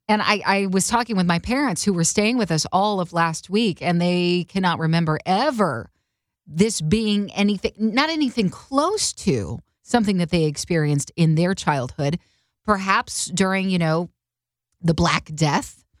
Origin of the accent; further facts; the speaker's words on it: Oklahoma, United States; Carter and I grew up in Oklahoma